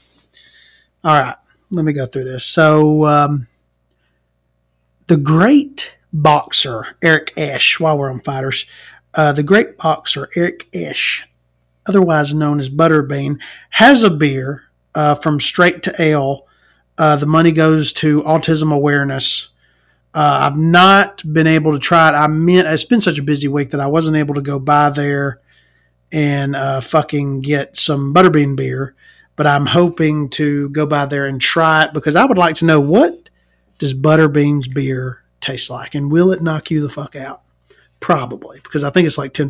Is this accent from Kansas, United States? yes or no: no; Alabama, United States; as an Alabamian, as a Southerner